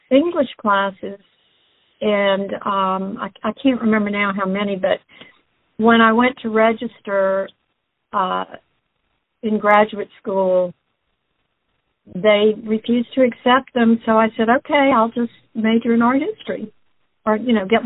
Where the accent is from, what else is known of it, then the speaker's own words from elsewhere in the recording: Baton Rouge, Louisiana, United States; also born or lived in New Orleans; I am. I'm from Baton Rouge.